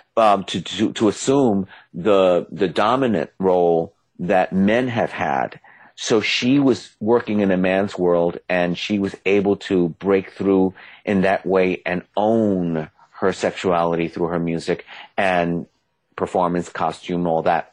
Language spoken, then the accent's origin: English; New York City, New York, United States; I'm from the Bronx